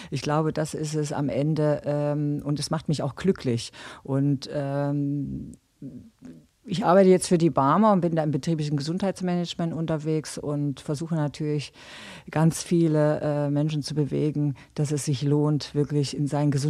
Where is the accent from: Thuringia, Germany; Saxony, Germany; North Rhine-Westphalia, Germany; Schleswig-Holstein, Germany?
Thuringia, Germany; Gera; Also Gera muss man sagen, ist meine Heimatstadt. Da bin ich groß geworden